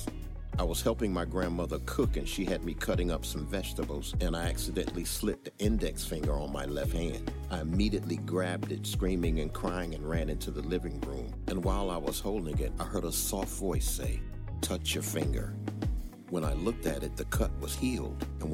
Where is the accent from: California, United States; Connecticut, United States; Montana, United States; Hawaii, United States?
Connecticut, United States; Bridgeport; eventually moved up to Bridgeport, Connecticut, where he met and married my mother. It was there that I was born